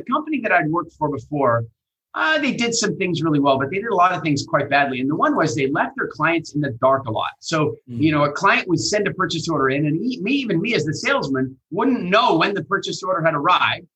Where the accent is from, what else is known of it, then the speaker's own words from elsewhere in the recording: Canada; accent: Canadian; moved away; also born or lived in England; I was in England and I had my Canadian accent.